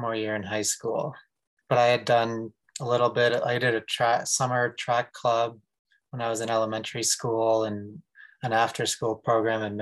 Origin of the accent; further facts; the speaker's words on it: Westwood, Massachusetts, United States; So I actually grew up on the East Coast. I grew up in Westwood, Massachusetts, which is just outside of Boston